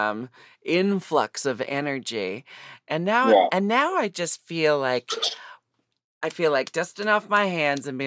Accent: Portland, United States; moved away; also born or lived in Seattle; I'm from Portland

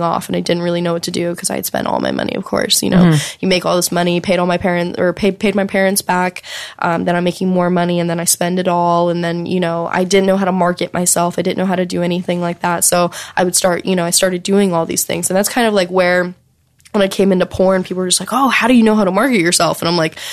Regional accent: the South, United States; growing up in the South

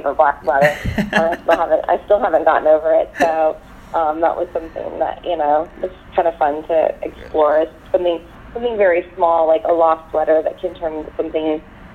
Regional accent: Texas, United States; I grew up in Texas

